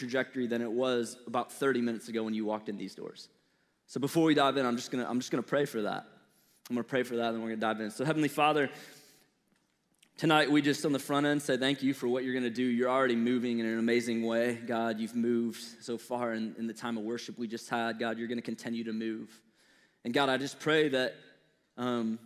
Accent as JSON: {"language": "English", "town": "St. Louis", "region": "Missouri", "country": "United States", "tie": "born or raised there", "accent": "Midwestern", "moved": "yes", "said": "So I was born and raised in St. Louis, Missouri"}